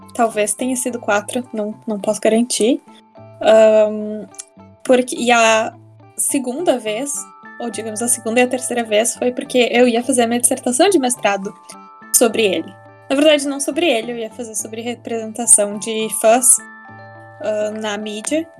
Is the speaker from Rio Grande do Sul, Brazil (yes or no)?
yes; Porto Alegre, Rio Grande do Sul, Brazil; also born or lived in United States; sou de Porto Alegre